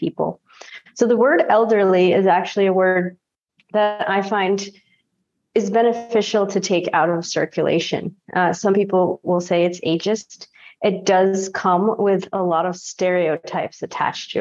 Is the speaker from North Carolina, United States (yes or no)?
no; Sanford, Maine, United States; also born or lived in Bogota, Colombia; I was adopted from Bogota, Colombia, and I grew up in Sanford, Maine, which is southern Maine